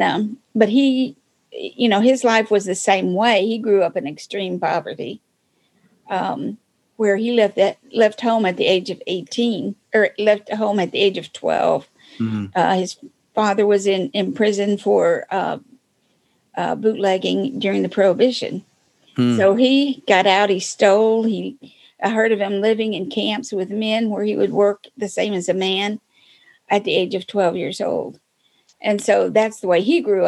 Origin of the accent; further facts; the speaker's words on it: Michigan, United States; moved away as an adult; I came from Michigan